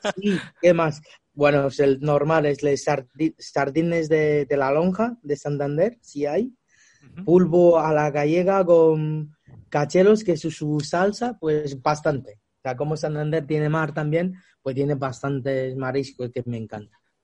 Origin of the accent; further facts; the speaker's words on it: China; Spanish is a second language; moved away as an adult; also born or lived in Australia; now in Spain; yo nací en China y luego vivía muchos años en Australia